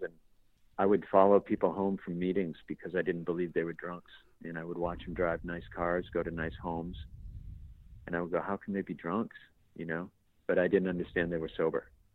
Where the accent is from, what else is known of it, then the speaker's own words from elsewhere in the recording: Boston, Massachusetts, United States; an Irish kid from Boston